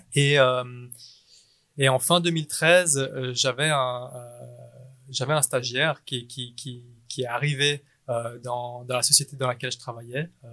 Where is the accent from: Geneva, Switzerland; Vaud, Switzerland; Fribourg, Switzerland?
Geneva, Switzerland; né à Genève. Euh, mes parents sont vietnamiens. Euh, j'ai fait toutes mes études à Genève et puis et puis bah voilà, je suis suisse dans l'âme.